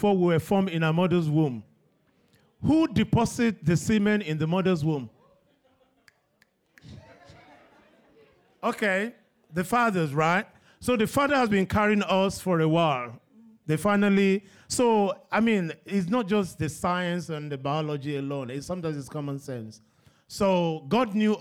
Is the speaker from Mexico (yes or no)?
no; Nigeria; when I was growing up in Nigeria, I was surrounded by girls.